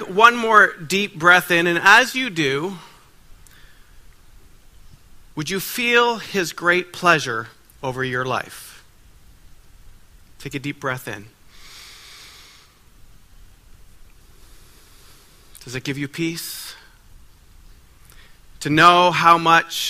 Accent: Ottawa, Ontario, Canada; I'm from Ottawa, Ontario

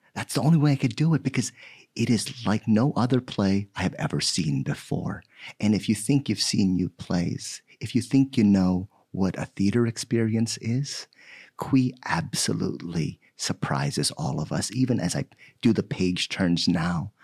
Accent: Philippines; now in United States; I was born in the Philippines, and just last month, I celebrated my forty years here in the United States

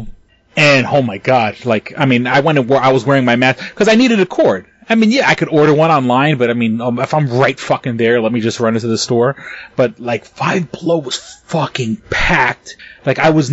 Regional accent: New York City, New York, United States; I come from New York City and I used to work in retail

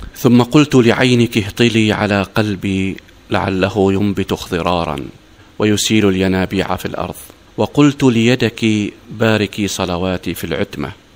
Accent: Oman; نحن كعمانيين

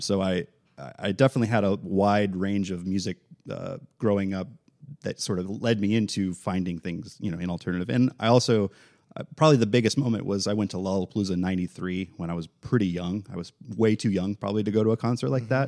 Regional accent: Central Florida, United States; also born or lived in Tennessee; I was born in Tennessee, but Central Florida since I was

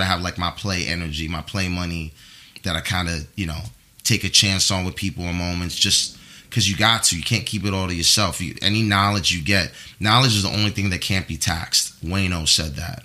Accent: New York City, New York, United States; I was raised in the Bronx

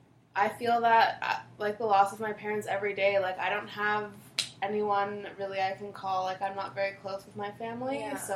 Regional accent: Windsor, Ontario, Canada; moved away as an adult; now in Toronto, Canada; I moved from Windsor to Toronto when I was 18.

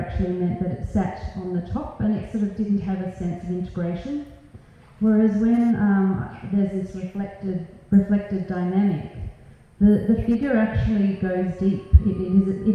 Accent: Australia; as most 18-year-olds growing up in Australia

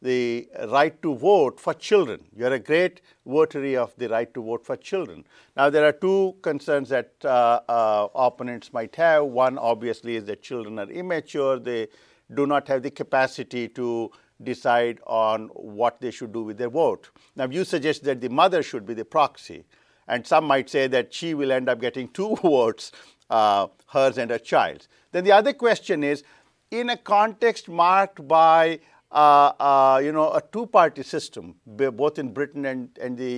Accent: India; moved away; I am originally from India, and I noticed this in India

